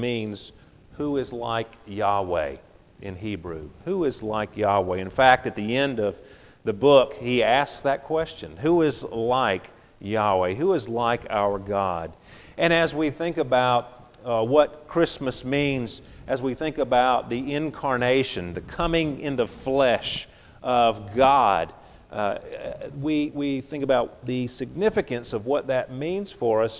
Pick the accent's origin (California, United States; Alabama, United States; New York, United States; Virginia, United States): Alabama, United States; Grand Bay; born or raised there; also born or lived in Pascagoula, Mississippi; now in Biloxi, United States